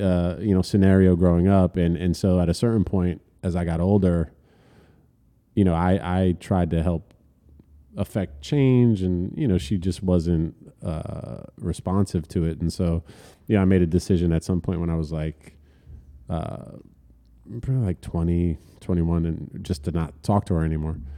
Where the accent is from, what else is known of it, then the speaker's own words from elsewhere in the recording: Elizabeth, New Jersey, United States; also born or lived in Manhattan, New York; born and raised in Elizabeth